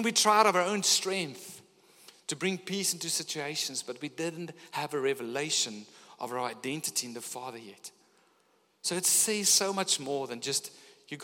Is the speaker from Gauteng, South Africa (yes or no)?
yes; Pretoria, Gauteng, South Africa; now in Gordons Bay, South Africa; Coming from up north, growing up in Pretoria